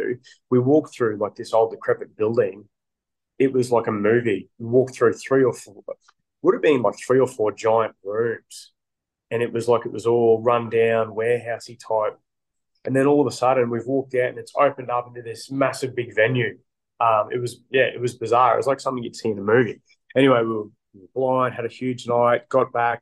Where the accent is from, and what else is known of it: Australia